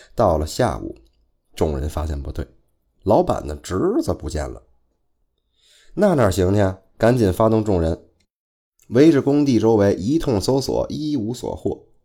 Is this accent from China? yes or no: yes; northern China, China; 再加上可能是我是北方人的这个原因吧， 就是说话呀， 会感觉很随性